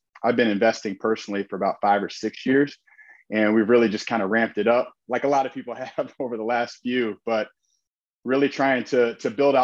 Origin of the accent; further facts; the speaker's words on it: Indianapolis, Indiana, United States; now in Northwest Indiana, United States; I'm originally from Indianapolis, live in Northwest Indiana now.